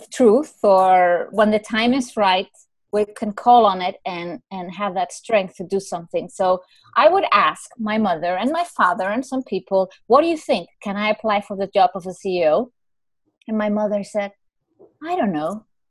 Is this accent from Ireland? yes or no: yes; Ireland; I'm Irish, you know, what do you call it in the horoscope?